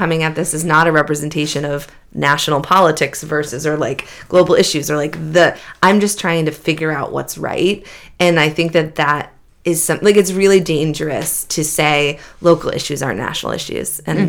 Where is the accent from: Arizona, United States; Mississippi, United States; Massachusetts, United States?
Massachusetts, United States; Beverly; born or raised there; moved away as an adult